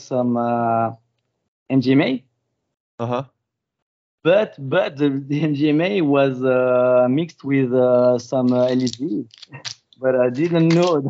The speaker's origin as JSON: {"language": "English", "country": "France", "said": "I'm from France"}